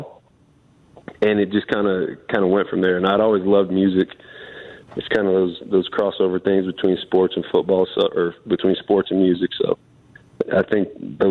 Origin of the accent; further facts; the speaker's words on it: Nebraska, United States; I grew up in Nebraska